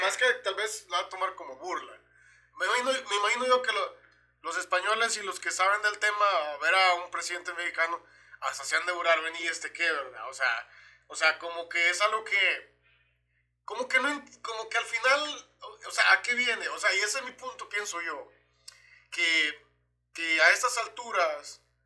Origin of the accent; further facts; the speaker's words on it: El Salvador; moved away; yo como salvadoreño